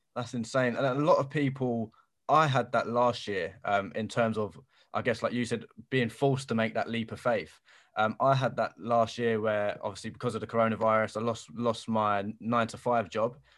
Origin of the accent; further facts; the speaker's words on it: London, United Kingdom; I'm from Bermondsey, so South London